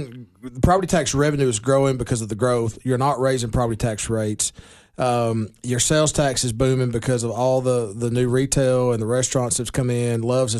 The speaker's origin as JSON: {"language": "English", "town": "Baxter", "region": "Tennessee", "country": "United States", "tie": "born or raised there", "also_born_or_lived": "Nashville", "said": "I'm 43. I spent 40 of my 43 years in Baxter, 3 years in Nashville and after I graduated college."}